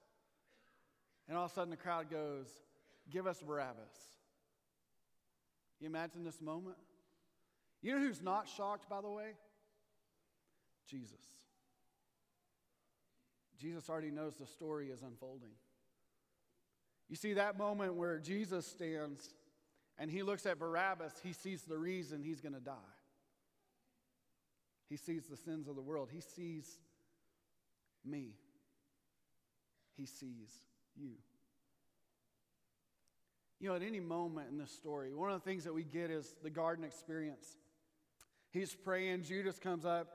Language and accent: English; Texas, United States; my hometown team, the Rangers